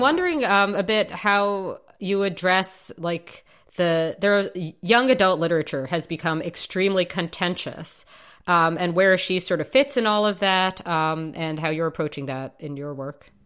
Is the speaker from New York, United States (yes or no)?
yes; New York City, New York, United States; also born or lived in Chicago; I grew up on the Upper East Side of Manhattan